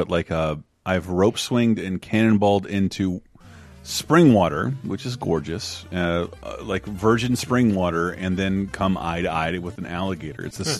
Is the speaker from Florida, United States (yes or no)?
yes; Florida, United States; growing up in Florida